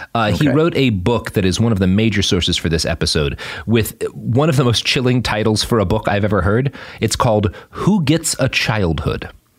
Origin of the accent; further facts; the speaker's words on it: Texas, United States; There's all sorts of things about me that are very deeply Texan, but like, totally.